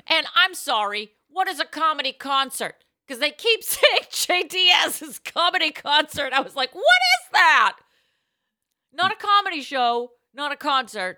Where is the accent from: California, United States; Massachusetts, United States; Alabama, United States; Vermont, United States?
Massachusetts, United States; Boston; I'm from Boston